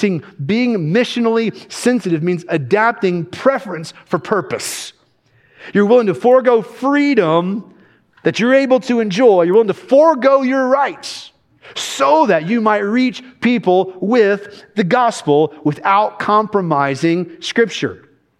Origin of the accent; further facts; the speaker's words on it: Kentucky, United States; now in Alabama, United States; I've lived here for almost 12 years. I'm from Kentucky originally.